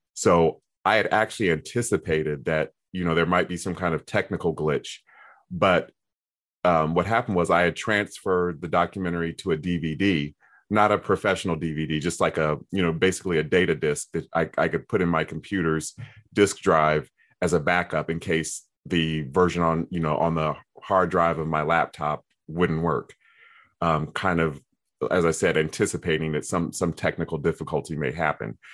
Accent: Columbus, Ohio, United States; my hometown of Columbus, Ohio

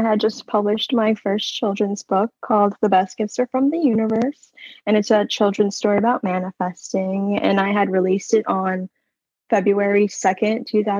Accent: Virginia, United States; Yeah, so I grew up in Northern Virginia and I moved around a lot.

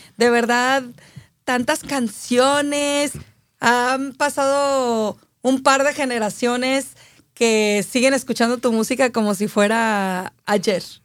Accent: Aguascalientes, Mexico; yo soy de Aguascalientes

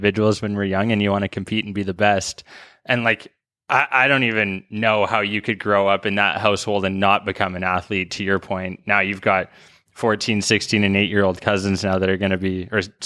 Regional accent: White Rock, British Columbia, Canada; now in Toronto, Canada; my hometown, White Rock, South Surrey.

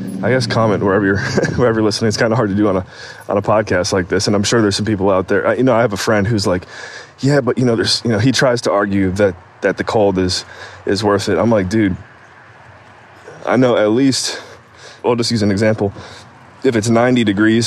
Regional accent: Cleveland, Ohio, United States; moved away; Growing up in Cleveland, Ohio

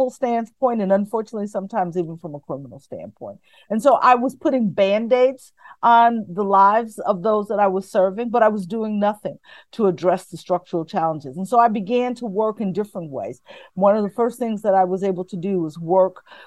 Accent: Chicago, Illinois, United States; I grew up in inner city Chicago in a neighborhood that many would consider tough on Chicago's west side, the Lawndale community

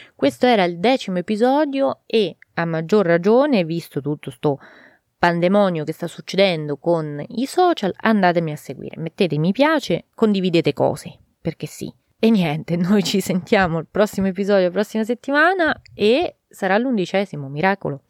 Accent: Italy; il mio paese

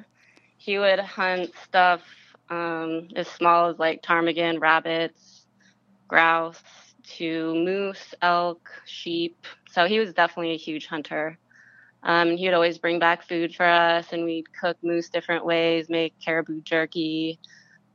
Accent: Anchorage, Alaska, United States; moved away as an adult; also born or lived in Hawaii; Anchorage is where I actually grew up, outside of Anchorage

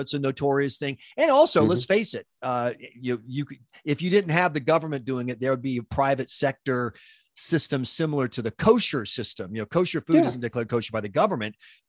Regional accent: South Carolina, United States; I grew up in South Carolina

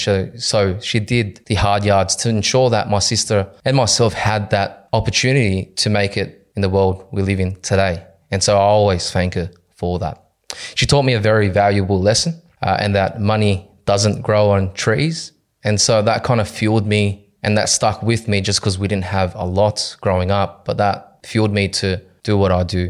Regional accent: Cabramatta, New South Wales, Australia; So my childhood, I was born and raised in Cabramatta. I grew up there with my younger sister, my mother.

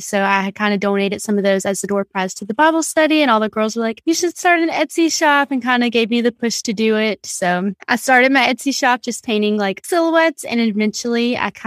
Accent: Louisiana, United States; moved away as an adult; now in Texas, United States; I was born and raised in Louisiana. I've lived there my whole life up until I graduated college with my bachelor's of biology in 2017.

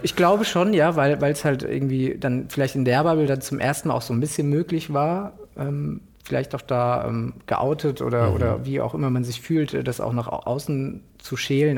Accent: Frankfurt, Hesse, Germany; now in Berlin, Germany; Äh, Frankfurt Stadt. Mhm. Also ich bin auch in so, einem, in so einem Ghetto auch groß geworden

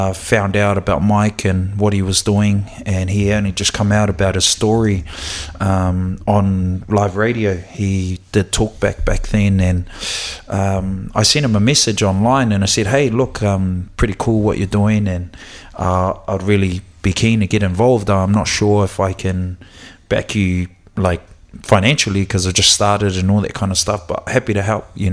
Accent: Auckland, New Zealand; I was born and raised out in West Auckland, Te Atatū, south.

